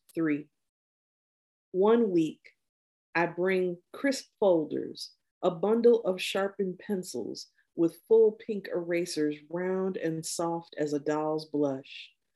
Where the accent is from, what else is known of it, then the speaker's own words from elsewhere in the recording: Midwest, United States; growing up in the Midwest